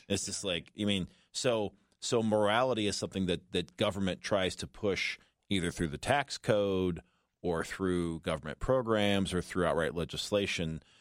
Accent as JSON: {"language": "English", "town": "Los Angeles", "region": "California", "country": "United States", "moved": "yes", "said": "I'm from Los Angeles"}